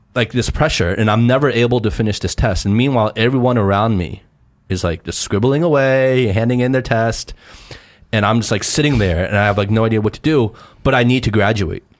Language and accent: English; United States; moved away as an adult; now in China; Growing up in America